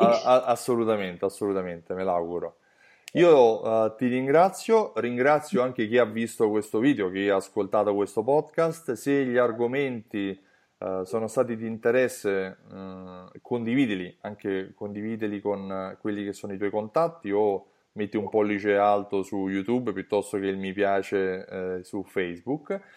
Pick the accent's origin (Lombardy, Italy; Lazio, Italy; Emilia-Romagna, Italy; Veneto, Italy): Lazio, Italy; Rome; accent: Roman; col mio accento romano metto le doppie dappertutto